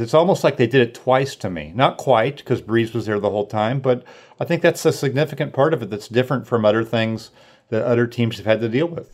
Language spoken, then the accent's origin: English; Sacramento, California, United States; moved away as an adult; also born or lived in Washington; I grew up in Northern California, Sacramento area